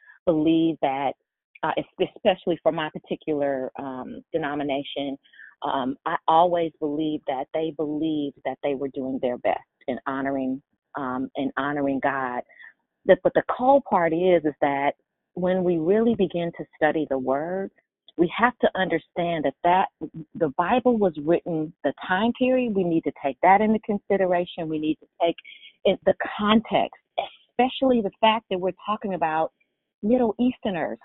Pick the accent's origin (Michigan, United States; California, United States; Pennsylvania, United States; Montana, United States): California, United States; San Francisco; I'm from San Francisco.